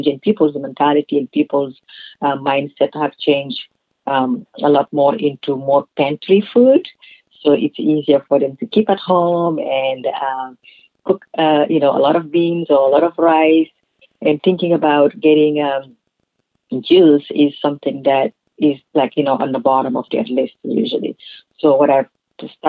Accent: Senegal; moved away; also born or lived in California; where I grew up in Senegal

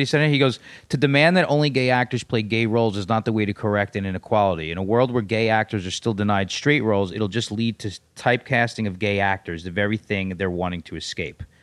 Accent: New York City, New York, United States; also born or lived in Los Angeles; born and raised in New York City

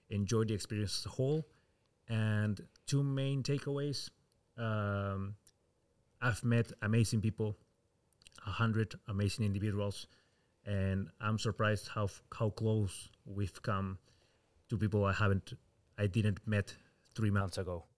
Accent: Peru; moved away as an adult; now in Rotterdam, Netherlands; I come from Peru

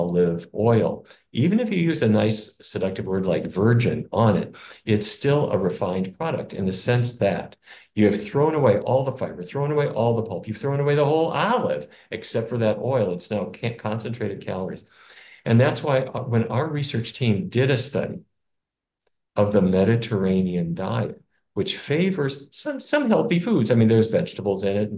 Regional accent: North Dakota, United States; where I grew up in North Dakota

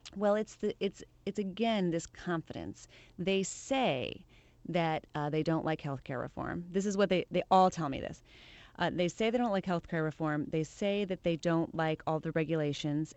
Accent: Le Claire, Iowa, United States; moved away; I am from Iowa. You're right, La Claire, Iowa

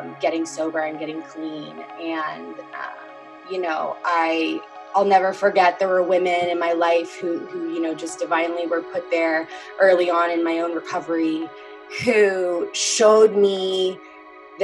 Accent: Omaha, Nebraska, United States; I originally was born and raised in Omaha, Nebraska, so Midwestern girl over here

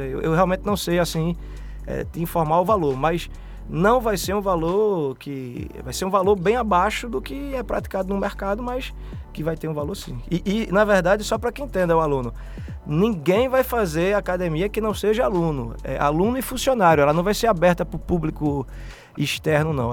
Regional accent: Recife, Pernambuco, Brazil; Sou um sobrevivente, né? Dessa, de, desse universo aí brasileiro pernambucano. Vim de Casa Amarela, é, morador

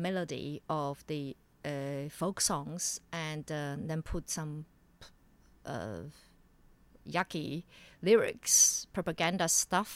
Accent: Sichuan, China; moved away; I call myself a Mongol from Sichuan. I grew up in Sichuan

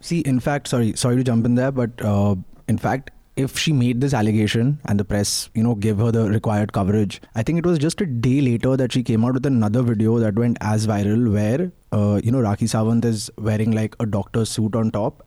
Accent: Mumbai, Maharashtra, India; now in Delhi, India; I'm an outsider. I'm from Bombay

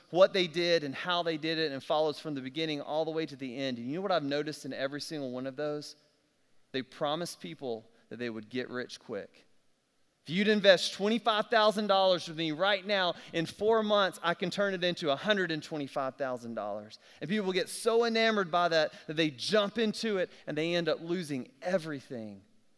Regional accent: South Alabama, United States; I'm from South Alabama

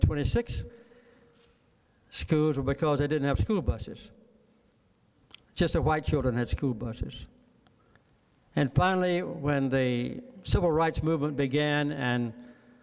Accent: Archery, Georgia, United States; I grew up in Archery, Georgia, which is about 2.5 miles west of Plains, Georgia.

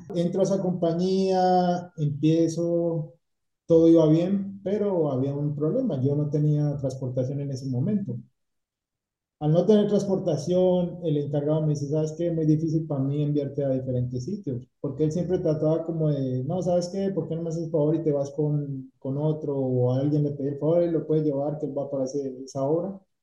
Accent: Cali, Valle del Cauca, Colombia; moved away as an adult; now in Tampa, United States; soy de Cali

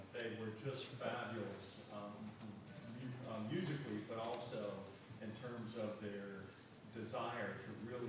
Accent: Kentucky, United States; I'm from Kentucky.

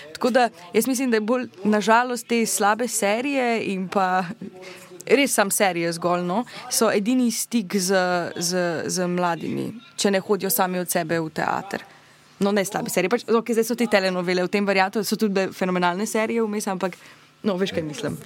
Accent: Maribor, Drava, Slovenia; jaz sem imela to srečo, da sem iz Maribora

